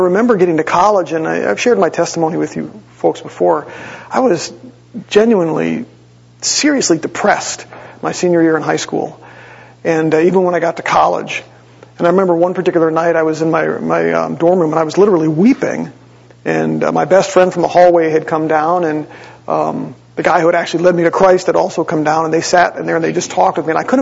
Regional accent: Green Bay, Wisconsin, United States; growing up, as we would drive the 6 hours from Green Bay

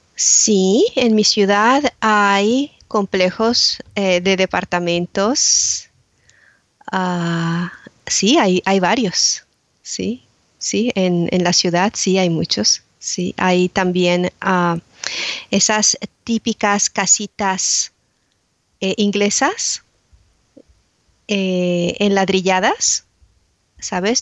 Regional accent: Mexico City, Mexico; now in Braintree, United Kingdom; nací y crecí en Ciudad de México

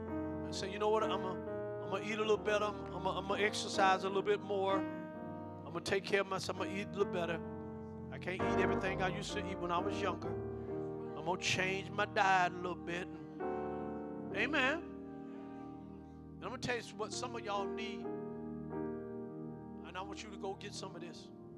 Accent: New York, United States; I don't care if you come from New York, and you know I'm from New York, and you know we talk like this

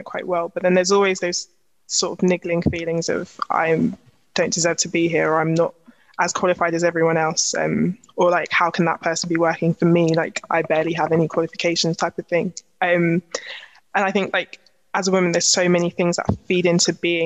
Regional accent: London, United Kingdom; accent: Cockney; I'm from East London, but I'm not going to come in with my Cockney slang

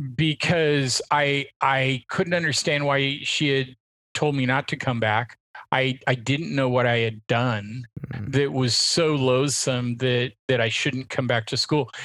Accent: Portland, Oregon, United States; I grew up in Portland, Oregon, the son of two mountain climbers

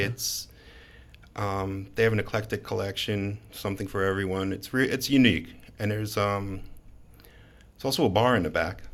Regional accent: Long Island, New York, United States; moved away as an adult; also born or lived in Brooklyn, New York; now in Baltimore, United States; I grew up on Long Island, and for the last several years lived in Brooklyn

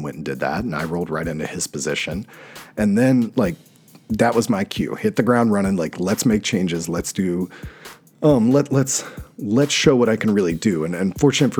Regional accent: North Carolina, United States; moved away as an adult; also born or lived in New York City, United States; now in Washington, DC, United States; my hometown in North Carolina

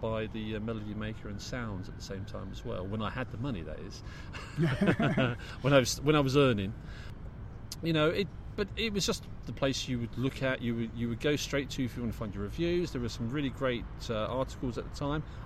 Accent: London, United Kingdom; we're blokes from the Big Smoke

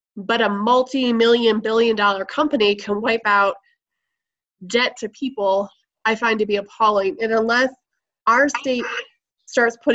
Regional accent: Michigan, United States; now in Laramie, United States; I was born and raised in Michigan

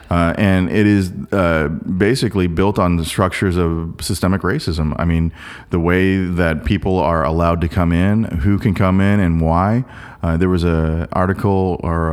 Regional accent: South Korea; now in Portland, United States; I was born in Korea

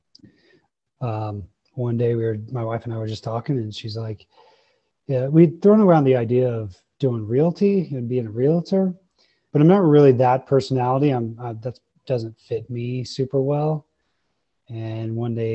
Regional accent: Longmont, Colorado, United States; I grew up in Longmont

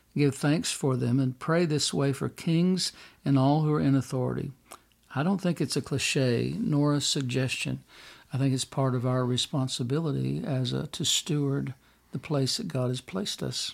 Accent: United States; me as an American

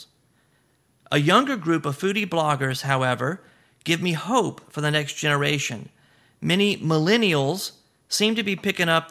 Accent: the South, United States; now in Louisiana, United States; I'm from the South. I'm here in Louisiana, and we eat shrimp all the time

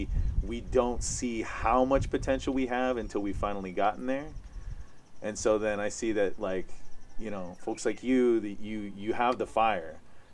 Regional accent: Hawaii, United States; I think that's I felt on my journey of being Hawaiian on the mainland was that there's some weird self-doubt that we as a nation have had since the overthrow.

